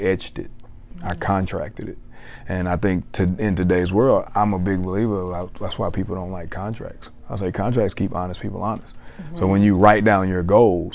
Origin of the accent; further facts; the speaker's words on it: South Mississippi, United States; moved away as an adult; also born or lived in Dallas-Fort Worth, Texas; I'm from South Mississippi, who came all the way to DFW, Texas.